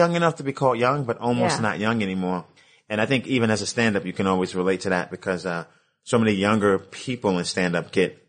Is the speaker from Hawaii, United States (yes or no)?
no; New York City, New York, United States; I'm from Brooklyn.